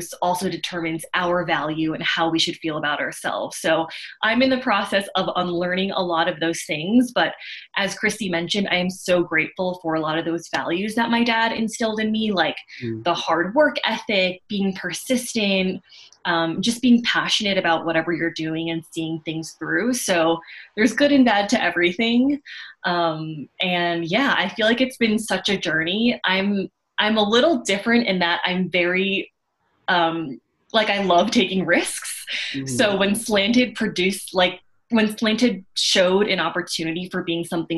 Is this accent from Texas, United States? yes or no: no; Long Island, New York, United States; I grew up in Long Island in a very white Jewish suburban neighborhood